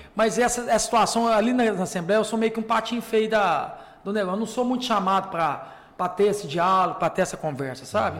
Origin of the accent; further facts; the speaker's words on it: Divinópolis, Minas Gerais, Brazil; na minha cidade de Vinópolis